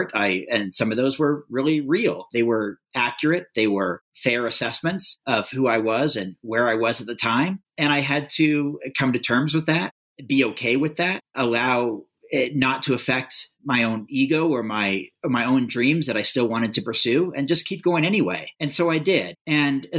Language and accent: English; United States; I'm a white male growing up in America